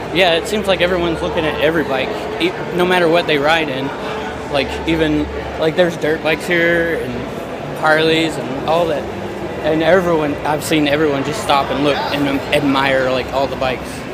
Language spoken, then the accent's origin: English; Texas, United States; now in Washington, United States; originally from Texas, but I live in Washington now.